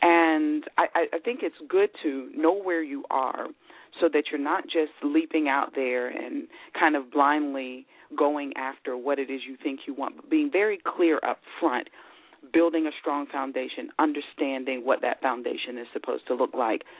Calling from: Philadelphia, Pennsylvania, United States; I'm calling from Philadelphia, Pennsylvania

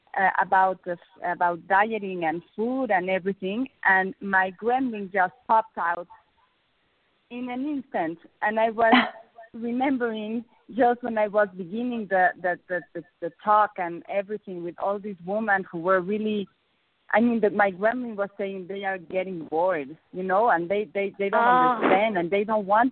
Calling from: Mexico; I'm calling from Mexico

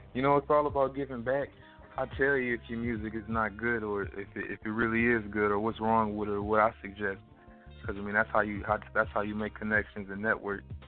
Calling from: Jackson, Mississippi, United States; I'm currently calling from Jackson, Mississippi

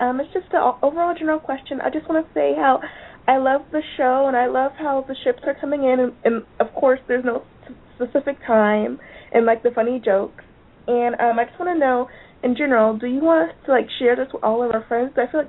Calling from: Gainesville, Florida, United States; I'm calling from Gainesville, Florida.

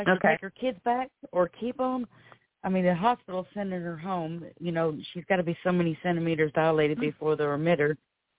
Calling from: Florida, United States; I'm calling from Florida.

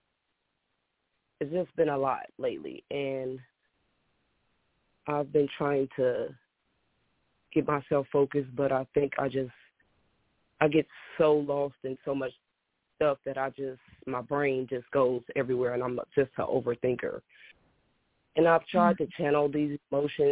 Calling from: Illinois, United States; I'm calling from Illinois

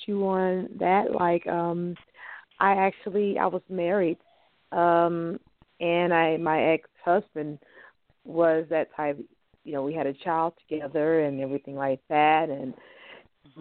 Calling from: Louisiana, United States; I'm calling from Louisiana.

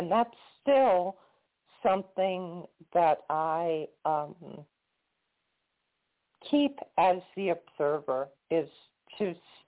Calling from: Florida, United States; calling from Florida.

